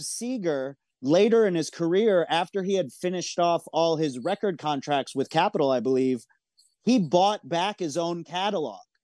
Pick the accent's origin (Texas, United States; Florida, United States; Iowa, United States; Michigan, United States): Michigan, United States; moved away as an adult; also born or lived in San Francisco; I moved from Michigan to San Francisco when I was eighteen